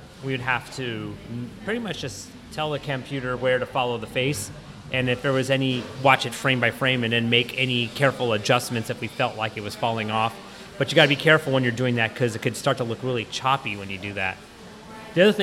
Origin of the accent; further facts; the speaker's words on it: United States; I'm half Filipino and being born and raised in the States